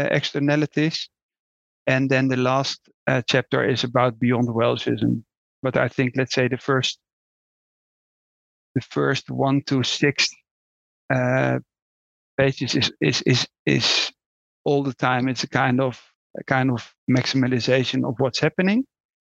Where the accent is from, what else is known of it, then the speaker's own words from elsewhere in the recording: Netherlands; I'm Dutch, so that was not a great topic anymore when I was raised in the Netherlands